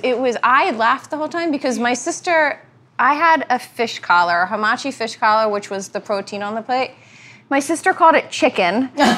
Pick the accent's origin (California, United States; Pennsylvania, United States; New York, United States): Pennsylvania, United States; Philadelphia; we're Irish. She described Calabrian chilies of like the red paste you put on hoagies because we're from Philly.